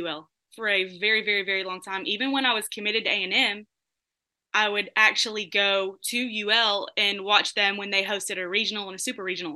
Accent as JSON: {"language": "English", "town": "Vidor", "region": "Texas", "country": "United States", "tie": "born or raised there", "said": "representing my hometown"}